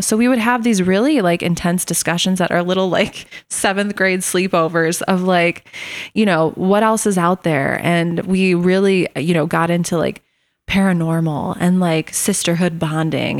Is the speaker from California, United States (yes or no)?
no; Morris, Illinois, United States; I was born and raised in Morris, Illinois.